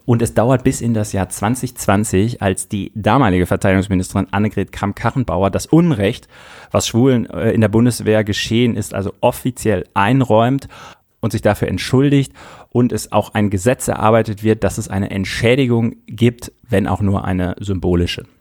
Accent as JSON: {"language": "German", "area": "Münsterland", "region": "North Rhine-Westphalia", "country": "Germany", "tie": "born or raised there", "said": "in meiner Jugend im Münsterland, auf dem Dorf, in meiner Kindheit, in meiner Jugend"}